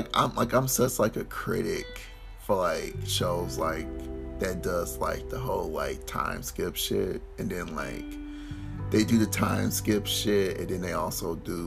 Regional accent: Detroit, Michigan, United States; I'm from Detroit

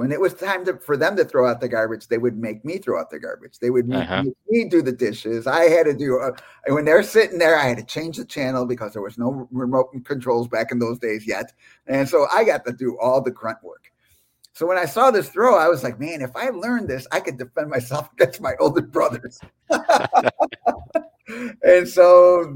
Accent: Chicago, Illinois, United States; I am from Chicago, Illinois, USA

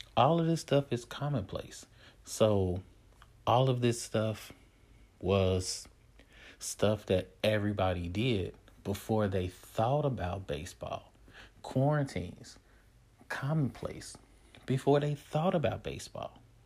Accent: United States; we're Americans

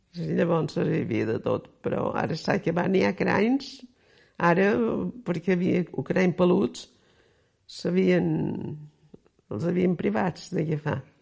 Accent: Pollença, Balearic Islands, Spain; also born or lived in Cala Sant Vicenç; néixer l'any 25, aquí a Pollença

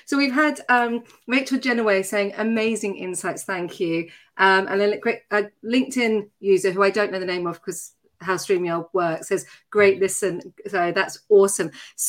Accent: Tatton Corner, South East England, United Kingdom; accent: Surrey; but yes, I grew up in Tatton Corner, which I'm really proud

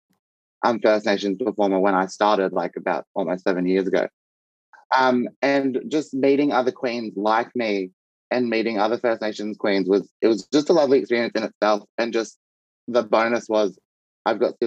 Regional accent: Kempsey, New South Wales, Australia; moved away; my hometown in Kempsey, New South Wales.

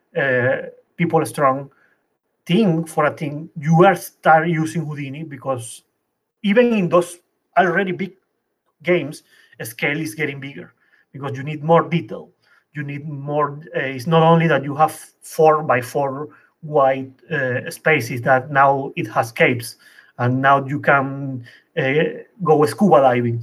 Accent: Venezuela; moved away as an adult; also born or lived in Colombia; now in Paris, France; I come from Venezuela.

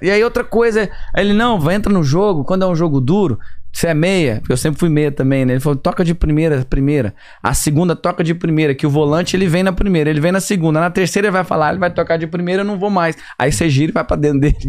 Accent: São Luís de Montes Belos, Goiás, Brazil; moved away as an adult; also born or lived in Brasília / Goiânia; now in Atlanta, United States; comecei já com 10, 11, 12, 13 anos a jogar futebol em São Luís de Montes Belos

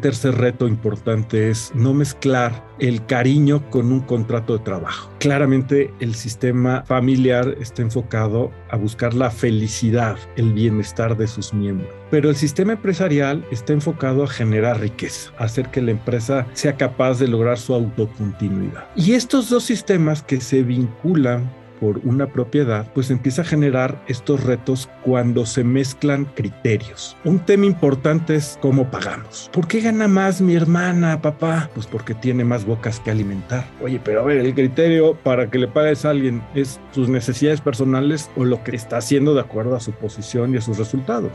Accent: Mexico; como sociedad mexicana

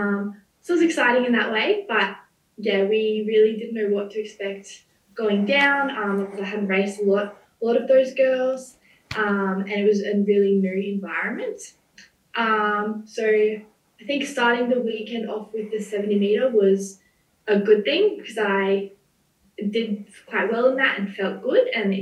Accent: Gold Coast, Queensland, Australia; I'm from the Gold Coast

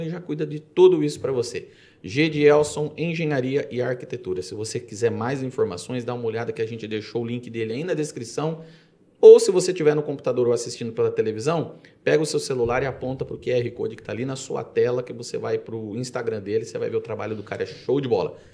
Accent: Jaú, São Paulo, Brazil; moved away as an adult; also born or lived in Itápolis/Bitinga area (lives now); now in Bitinga, Brazil; Sou de Jaú. Eu vim para cá faz, fazem hum.

